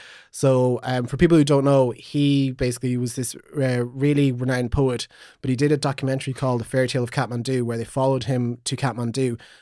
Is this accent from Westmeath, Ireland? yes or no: no; Magheraroarty, County Donegal, Ireland; I really should have known that considering I come from Maharorti.